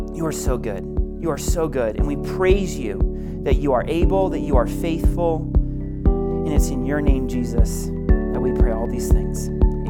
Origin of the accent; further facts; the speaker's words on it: Maine, United States; moved away as an adult; now in Denver, United States; I'm originally from Maine